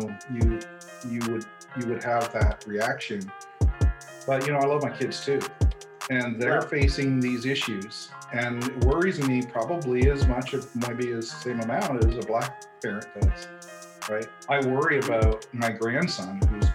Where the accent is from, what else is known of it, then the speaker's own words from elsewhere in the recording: Canada; I'm Canadian, and I'm white